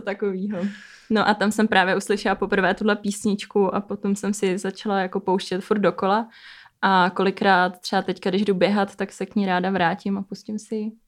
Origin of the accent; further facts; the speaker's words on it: Stará Paka, Liberec Region, Czechia; A já jsem ze Starý Paky, spod Krkonoší